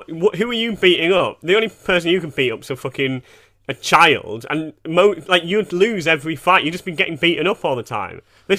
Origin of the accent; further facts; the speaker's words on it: Canada; This is a bit naughty, but I'm Canadian, so who gives a fuck?